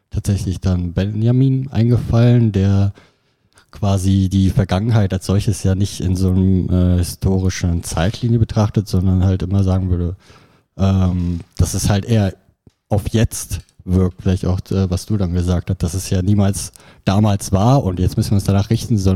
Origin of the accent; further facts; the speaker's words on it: Düsseldorf, North Rhine-Westphalia, Germany; also ich komme aus Düsseldorf und dass dort ähm, in der Kulturlandschaft ja so eine Tendenz ist